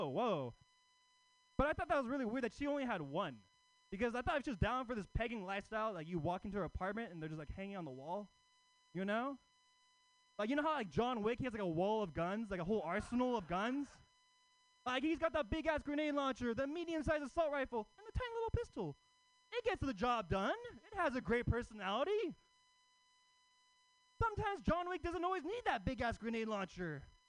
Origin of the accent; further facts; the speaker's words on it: Oakland, California, United States; But I'm actually not from San Francisco. I live in Oakland. You know, Oakland. Yeah, Oakland native across the East Bay.